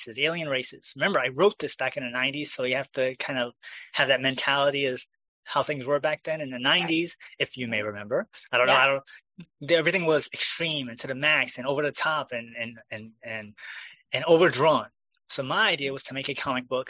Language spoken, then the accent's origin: English; New York, United States; as a New Yorker